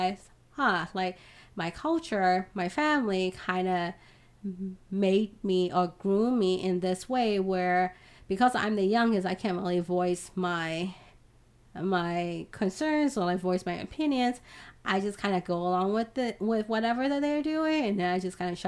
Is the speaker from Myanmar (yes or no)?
yes; Myanmar; I'm Burmese and I'm from Southeast Asia